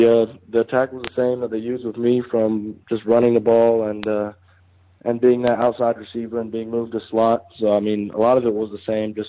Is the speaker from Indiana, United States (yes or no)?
no; North Carolina, United States; also born or lived in Detroit, Michigan; Well, actually, I was born in Detroit, Michigan, so I'm from the Michigan area. But I moved down here to North Carolina when I was 8